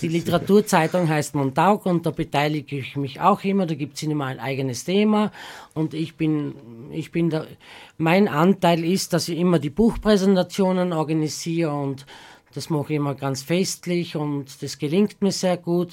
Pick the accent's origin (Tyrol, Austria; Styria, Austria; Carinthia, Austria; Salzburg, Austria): Styria, Austria; Southern; now in Graz, Austria; die Südsteiermark, weil das meine Heimat ist